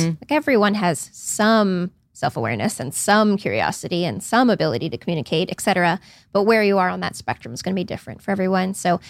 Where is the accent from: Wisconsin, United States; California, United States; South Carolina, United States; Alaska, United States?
California, United States; Palo Alto; Well, I grew up in that area. I grew up in Palo Alto and I've just always had an interest in the psychology of the entrepreneur.